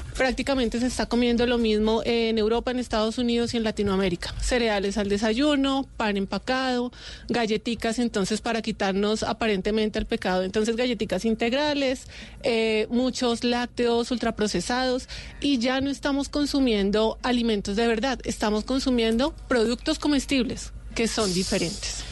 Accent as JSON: {"language": "Spanish", "country": "Colombia", "said": "como pueblo colombiano"}